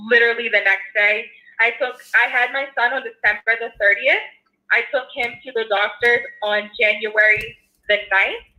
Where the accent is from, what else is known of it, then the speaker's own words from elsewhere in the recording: Philadelphia, Pennsylvania, United States; now in Los Angeles, United States; So, so I'm originally from Philadelphia, actually, and I currently live in LA. I've been here about seven years